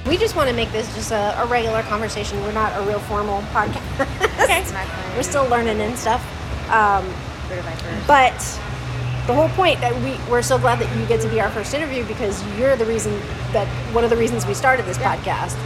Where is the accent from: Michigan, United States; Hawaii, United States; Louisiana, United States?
Hawaii, United States; I grew up in Hawaii